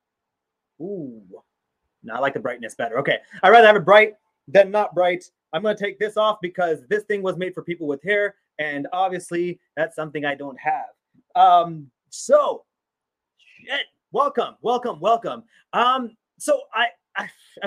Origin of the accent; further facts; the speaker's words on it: United States; also born or lived in Pakistan; being a Pakistani American, growing up, born in Pakistan, growing up here in America